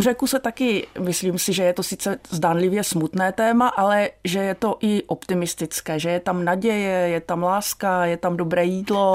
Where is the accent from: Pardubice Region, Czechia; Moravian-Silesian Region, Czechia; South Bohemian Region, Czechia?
Moravian-Silesian Region, Czechia; Ostrava; z toho dětství v Ostravě